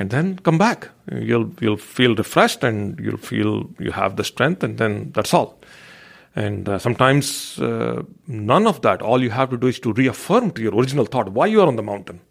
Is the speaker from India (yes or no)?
yes; India; growing up in India